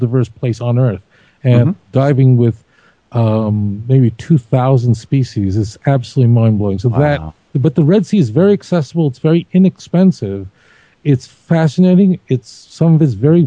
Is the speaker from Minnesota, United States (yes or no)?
no; New York City, New York, United States; My mother used to take me to Brighton Beach, Brooklyn